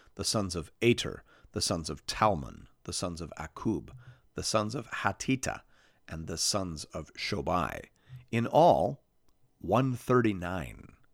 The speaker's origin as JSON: {"language": "English", "country": "Canada", "said": "as a Canadian"}